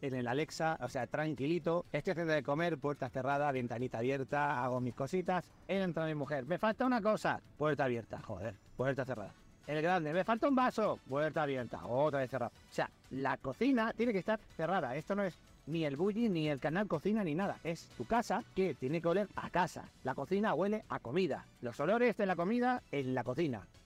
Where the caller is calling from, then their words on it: Terrassa, Catalonia, Spain; de Tarrasa.